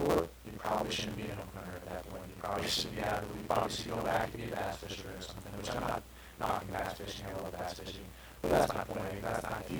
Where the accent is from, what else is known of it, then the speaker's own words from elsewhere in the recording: Kentucky, United States; moved away; I was growing up in Kentucky